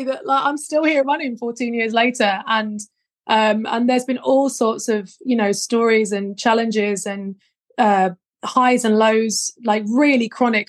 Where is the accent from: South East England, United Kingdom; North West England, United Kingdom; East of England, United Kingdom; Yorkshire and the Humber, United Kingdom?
South East England, United Kingdom; Worthing; I'm from Worthing in West Sussex